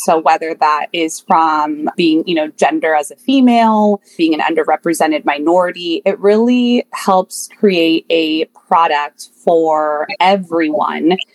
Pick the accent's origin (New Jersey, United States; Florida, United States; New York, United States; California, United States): California, United States; the Peninsula, Bay Area; I grew up in the peninsula in the Bay Area, born and raised